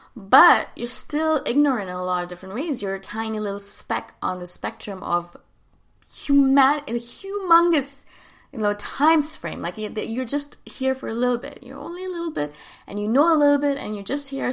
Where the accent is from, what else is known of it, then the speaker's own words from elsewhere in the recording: India; moved away; also born or lived in Thailand; I'm from India